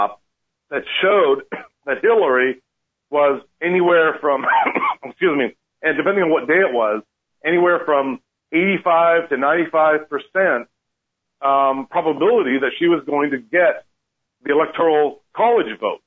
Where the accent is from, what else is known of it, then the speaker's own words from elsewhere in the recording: Canada; now in United States; I'm originally Canadian, and as soon as I got my citizenship